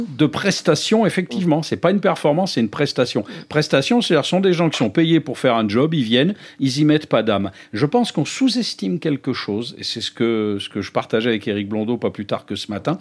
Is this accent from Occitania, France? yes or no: no; La Rochelle, Nouvelle-Aquitaine, France; moi, venant de La Rochelle